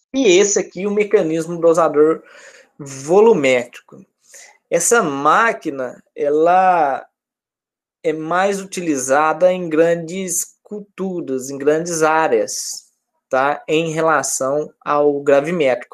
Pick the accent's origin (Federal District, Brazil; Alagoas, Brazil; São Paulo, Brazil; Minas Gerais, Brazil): Minas Gerais, Brazil; now in Rio de Janeiro, Brazil; Eu que sou de Minas